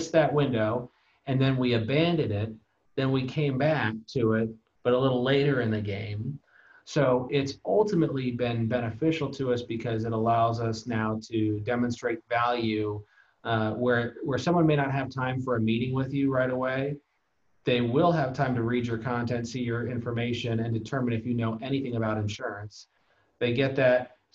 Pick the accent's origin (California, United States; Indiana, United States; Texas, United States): California, United States; I've lived in the same 50-mile radius my entire life